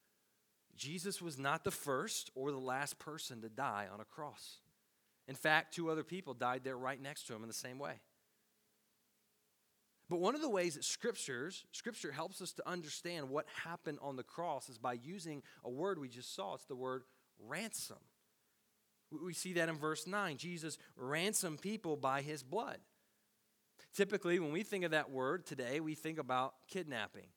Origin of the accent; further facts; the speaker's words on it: Tennessee, United States; Growing up in Tennessee